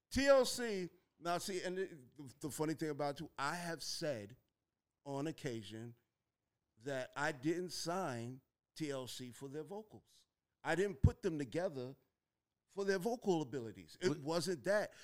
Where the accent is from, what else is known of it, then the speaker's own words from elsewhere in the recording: Mount Vernon, New York, United States; when I was growing up in Mount Vernon